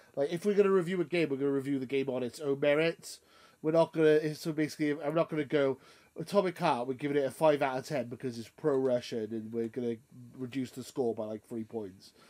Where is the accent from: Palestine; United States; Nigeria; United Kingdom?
United Kingdom; I'm British